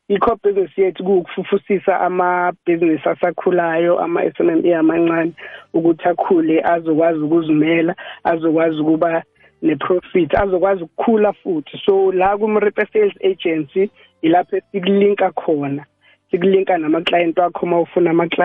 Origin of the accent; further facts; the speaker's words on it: Ladysmith, KwaZulu-Natal, South Africa; now in Mpumalanga, South Africa; eMnambithi eh KwaZulu Natal but ngokomsebenzi ngila eMpumalanga.